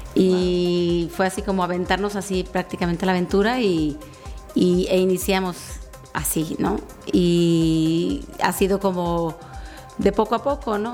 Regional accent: Sinaloa, Mexico; now in Querétaro, Mexico; yo soy em, una sinaloense venida a, o sea, emigrada, pues

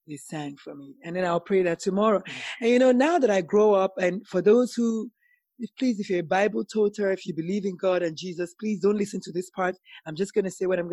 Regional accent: Nigeria; moved away; also born or lived in South Carolina; as a Nigerian woman

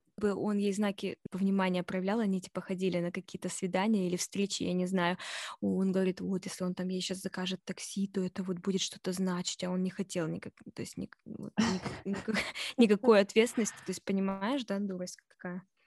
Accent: Russia; moved away; я из России

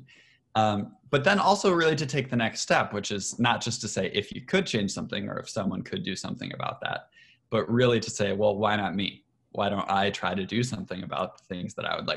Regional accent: Michigan, United States; I'm from Michigan originally

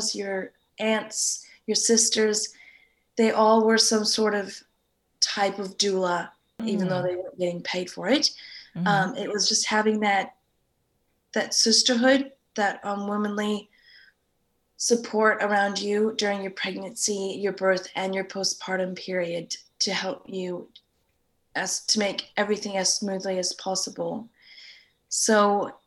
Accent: United States; moved away as an adult; also born or lived in California; now in Sydney, Australia; I'm originally from the States

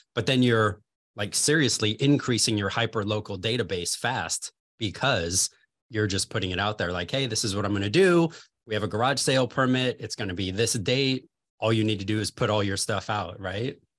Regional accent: Los Angeles, California, United States; moved away as an adult; now in Chicago, United States; I'm originally from Los Angeles, California

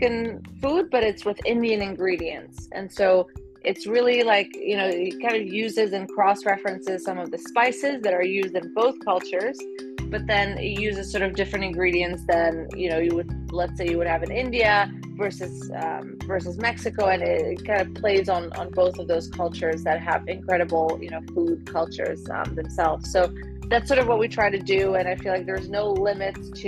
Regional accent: Belgium; moved away as an adult; also born or lived in Serbia; now in Washington, D.C., United States; I came to this country. I was born in Belgium. My family is Serbian

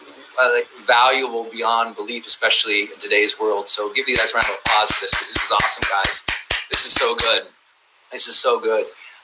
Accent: Montana, United States; I'm a writer. I read books. I'm a dork from Montana.

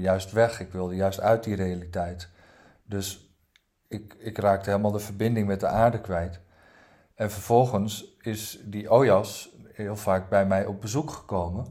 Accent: Netherlands; also born or lived in Norway; ik ben geboren in Noorwegen en, en, en toen, ik, toen, ik, toen ik vier was, na nou, 2,5 jaar oud, is mijn moeder gescheiden van mijn vader. En toen kort daarna leerde mijn moeder eh, een Nederlander kennen op vakantie. En binnen no time eh, zijn we verhuisd van Noorwegen naar Nederland.

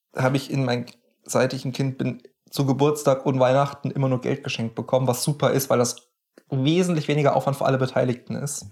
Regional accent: near the Knüll, Hesse, Germany; wo ich aufgewachsen bin, da gibt es so, so ein möchte gern Berg, nenne ich es mal, den mhm. Knüll oder das Knüllköpfchen

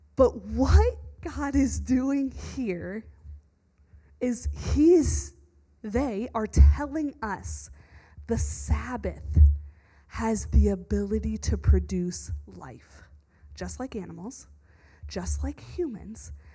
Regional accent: the South, United States; moved away; Where I grew up in the South

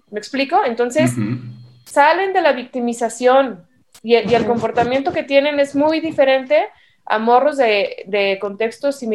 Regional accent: Mexico; Y estos cuates somos mexicanos, o sea, somos de descendencia indígena, pero también cristiana

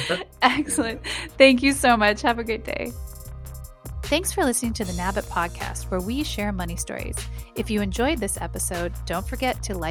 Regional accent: West Coast, United States; I'm from the West Coast

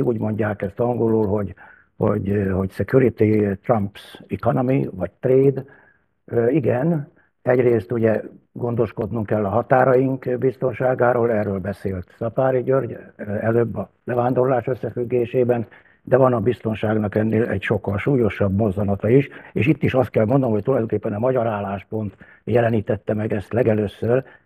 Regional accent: Hungary

